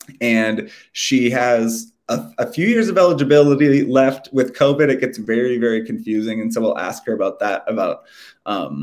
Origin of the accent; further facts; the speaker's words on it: Walker, Minnesota, United States; I'm from Walker.